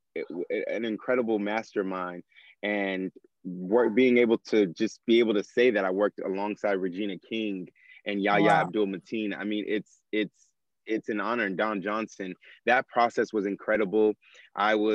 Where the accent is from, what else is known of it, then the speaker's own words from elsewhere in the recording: Nigeria; I'm Nigerian, and community, brotherhood, family is such a big portion of my culture.